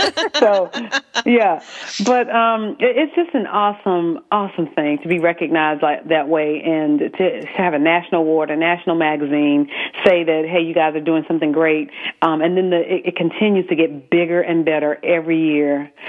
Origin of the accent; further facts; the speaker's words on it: South Carolina, United States; accent: Southern; South Carolina.